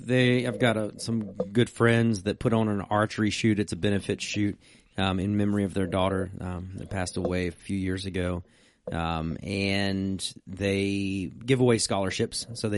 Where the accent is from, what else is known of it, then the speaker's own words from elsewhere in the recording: Virginia, United States; I'm a redneck from Virginia.